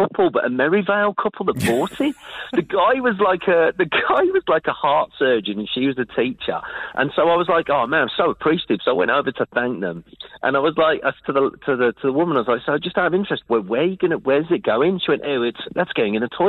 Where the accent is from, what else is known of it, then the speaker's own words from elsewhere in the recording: Birmingham, West Midlands, United Kingdom; now in Christchurch, New Zealand; I'm from Birmingham, which is a very miserable place back in England